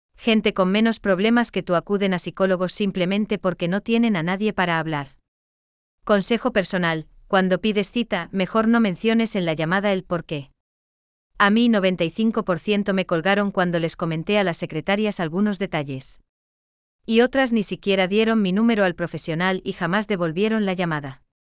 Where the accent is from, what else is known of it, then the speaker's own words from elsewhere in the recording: Germany; now in Gran Canaria, Spain; sigo siendo alemán